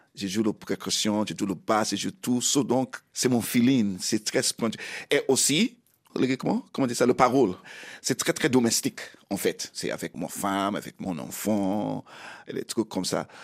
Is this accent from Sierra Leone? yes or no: yes; Sierra Leone; French is a second language; moved away; also born or lived in Bo, Sierra Leone / London, United Kingdom / England; Je suis né en Sierra Leone.